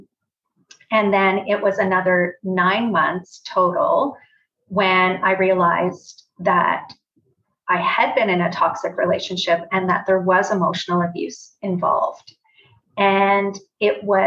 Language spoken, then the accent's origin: English; Brantford, Ontario, Canada; moved away as an adult; also born or lived in Toronto; I am from Brantford originally and then moved to Toronto.